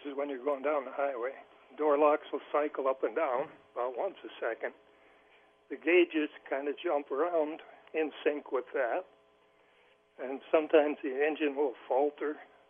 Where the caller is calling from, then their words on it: Aladdin, Wyoming, United States; Pat is my wife. She called in. … from Aladdin, Wyoming.